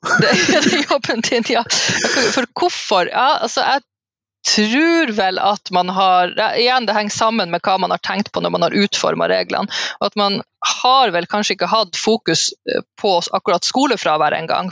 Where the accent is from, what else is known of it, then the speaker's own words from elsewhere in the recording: Alta and Tromsø, Troms og Finnmark, Norway; fra Alta og Tromsø, altså litt fra begge de plassene